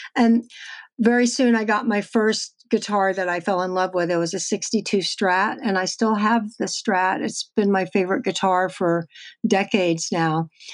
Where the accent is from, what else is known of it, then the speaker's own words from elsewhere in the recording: Texas, United States; moved away; I'm from Texas